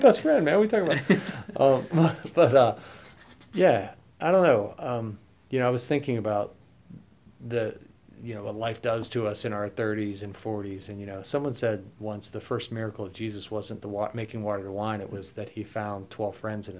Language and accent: English; Pittsburgh, Pennsylvania, United States; I'm from Pittsburgh